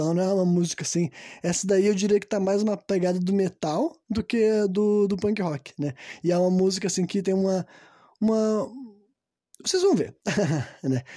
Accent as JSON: {"language": "Portuguese", "country": "Brazil", "said": "Nós somos brasileiros"}